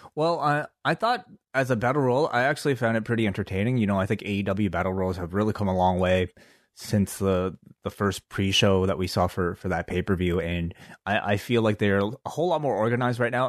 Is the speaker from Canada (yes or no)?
yes; Canada; we're from Canada.